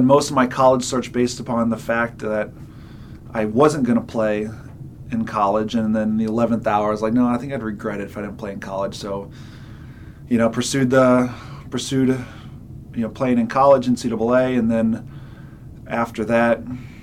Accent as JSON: {"language": "English", "region": "Indiana", "country": "United States", "tie": "born or raised there", "said": "I was born in Indiana"}